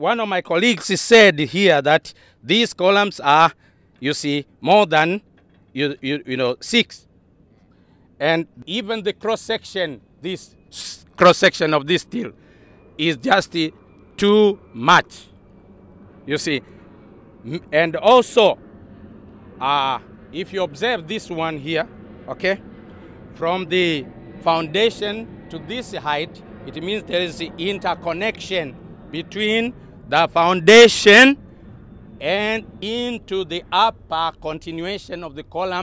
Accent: Tanzania; moved away as an adult; also born or lived in Europe; now in Nigeria; I come from Tanzania

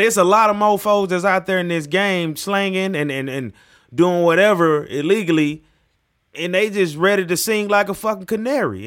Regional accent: United States; also born or lived in Mississippi / Tennessee; I grew up in Mississippi, Tennessee

